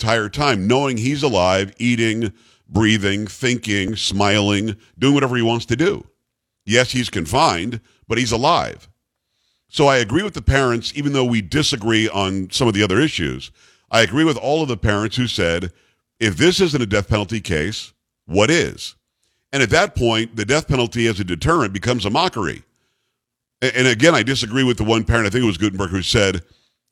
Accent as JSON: {"language": "English", "region": "South Florida", "country": "United States", "tie": "born or raised there", "said": "I grew up in South Florida, not far from where Parkland, Florida is"}